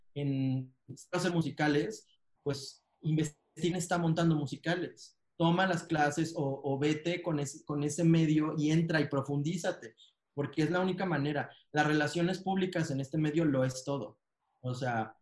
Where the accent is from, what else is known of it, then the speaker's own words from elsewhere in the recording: Mexico; en México, en mi país